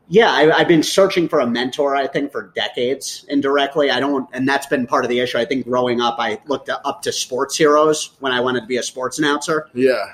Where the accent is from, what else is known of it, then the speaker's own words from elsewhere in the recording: New York, United States; moved away; I was born in New York